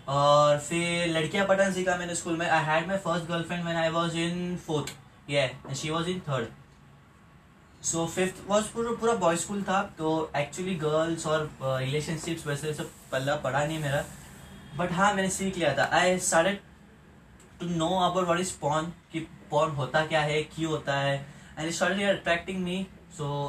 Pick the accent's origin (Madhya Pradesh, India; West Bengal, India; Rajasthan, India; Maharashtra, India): Maharashtra, India; Pune; मैं पुणे महाराष्ट्र इंडिया से हूँ